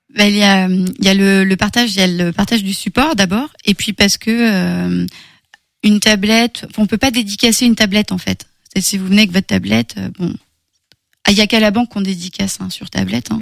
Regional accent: Bressart, Pays de la Loire, France; 10 km de mon petit village à moi. Euh, moi, je suis de Bressart.

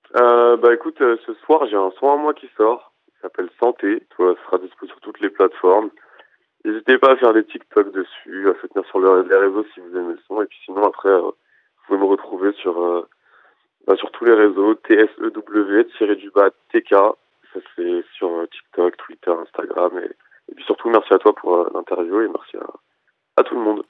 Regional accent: France; also born or lived in Madagascar; à Madagascar, c'était beaucoup de musique et tout, mais après là, quand j'ai grandi en France, c'était beaucoup de rap autour de moi

